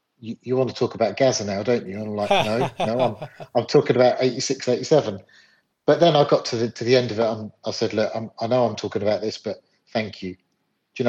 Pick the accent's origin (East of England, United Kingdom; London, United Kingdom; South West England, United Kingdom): London, United Kingdom; moved away as an adult; now in north of England, United Kingdom; I'm originally from London. I moved away from London. I moved up north, probably just over 20 years ago.